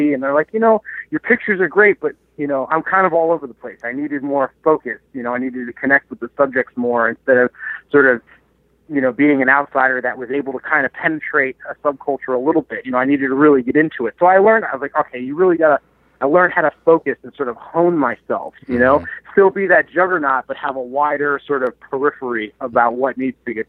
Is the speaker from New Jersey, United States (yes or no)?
yes; New Jersey, United States; moved away as an adult; now in Rochester, United States; I grew up in New Jersey